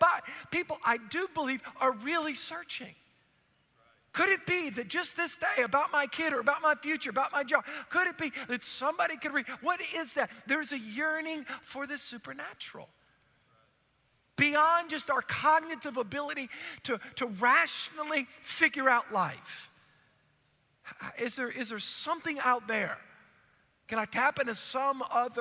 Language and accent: English; New Orleans, Louisiana, United States; I grew up in New Orleans